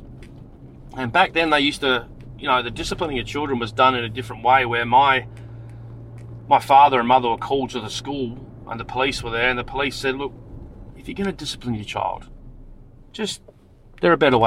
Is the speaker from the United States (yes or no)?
no; Adelaide, South Australia, Australia; also born or lived in Frankston, Victoria; when I grew up in Adelaide, I was living in Salisbury.